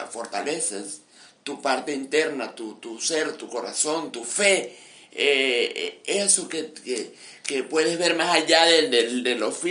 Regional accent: Mérida, Venezuela; venezolano siempre, nosotros como venezolanos siempre regresamos, así nos lleva para China. Y, y amo a, Mérida y aquí estoy eh, aún en el medio de estas

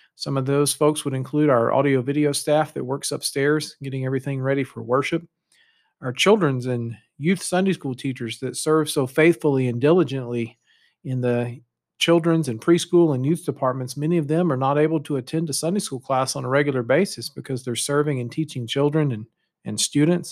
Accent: United States; moved away as an adult; also born or lived in Canada; our identity as an American

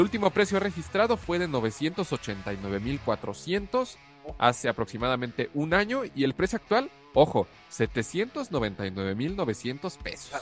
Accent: near Toluca, State of Mexico, Mexico; aquí en Toluca, en el Estado de México, casi casi en mi pueblo

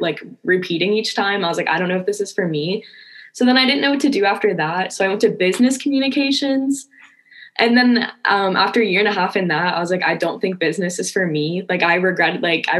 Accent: West Virginia, United States; moved away as an adult; now in Arizona, United States; I'm originally from West Virginia. So it's a whole new life for me out here

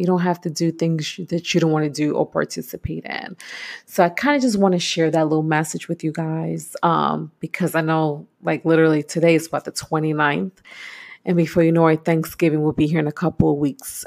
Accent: New York, United States; moved away as an adult; I am from New York

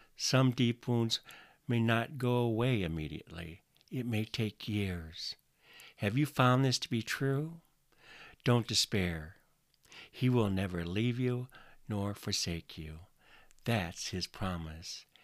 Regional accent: Northwest Iowa, United States; now in Washington, United States; I grew up in Northwest Iowa, in a small community, in a very conservative part of the country

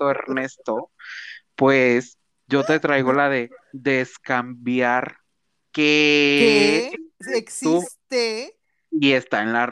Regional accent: Mexico; somos mexicanos

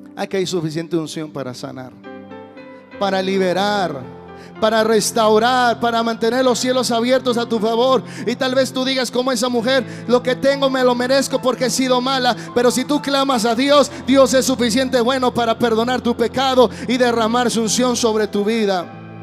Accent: Guadalajara, Jalisco, Mexico; soy de Guadalajara

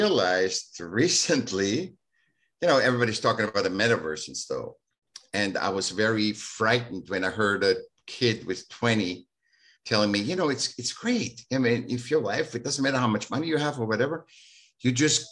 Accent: Vienna, Austria; now in California, United States; I was born in Vienna

